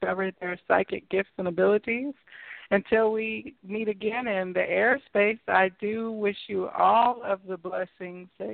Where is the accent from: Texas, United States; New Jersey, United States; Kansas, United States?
Kansas, United States; I'm from Kansas